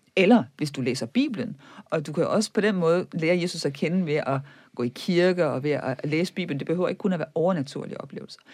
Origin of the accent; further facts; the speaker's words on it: Viborg, Central Denmark Region, Denmark; moved away; Jeg kommer fra Viborg, som var katolsk højborg i middelalderen